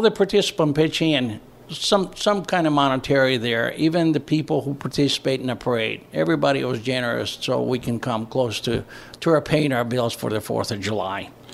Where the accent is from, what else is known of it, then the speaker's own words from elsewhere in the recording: northern Greece, Greece; also born or lived in Indianapolis, Indiana; now in Brownsburg, United States; I was born and raised in northern Greece, in a small village